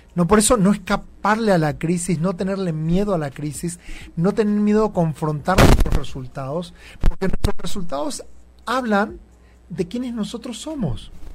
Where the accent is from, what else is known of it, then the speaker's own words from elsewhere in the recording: Campo Viera, Misiones, Argentina; moved away as an adult; also born or lived in Buenos Aires, Argentina; now in Mexico; Y nací y viví toda mi vida en una ciudad que se llama Campo Viera